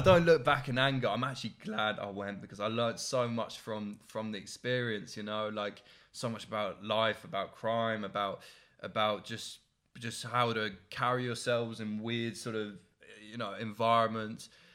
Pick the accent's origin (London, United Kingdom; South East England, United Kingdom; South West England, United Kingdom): South East England, United Kingdom; Oxfordshire; I'm from Oxon.